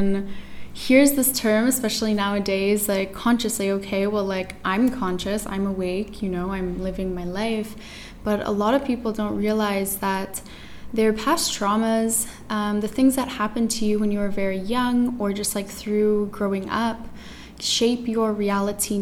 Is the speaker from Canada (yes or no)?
yes; Toronto, Ontario, Canada; now in Tulum, Mexico; I'm from Toronto, Canada. I was born and raised there.